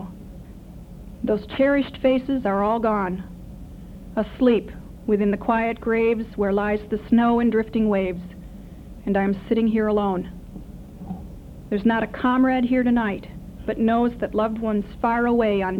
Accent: Wisconsin, United States; moved away; in Madison at Camp Randall, up in my home state

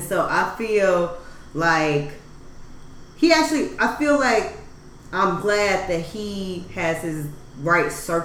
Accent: Chicago, Illinois, United States; We're from Chicago

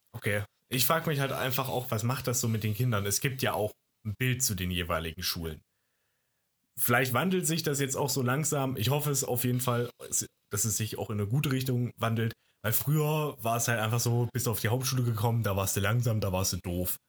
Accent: Baden-Württemberg, Germany

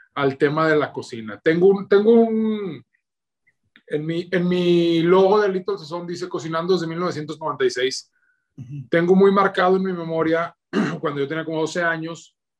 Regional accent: Torreón, Coahuila, Mexico; Soy de la tierra del norte del mero Coahuila, de la ciudad de Torreón.

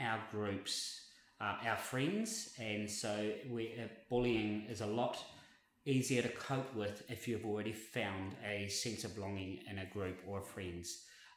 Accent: Invercargill, Southland, New Zealand; now in Brisbane, Australia; I came from Invercargill, which is a population of 50,000 people.

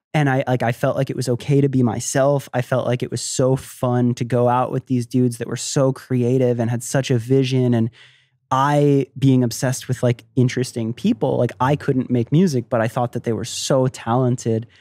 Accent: Tampa, Florida, United States; also born or lived in Miami, Florida; I was born in Florida, I love Florida, I grew up there

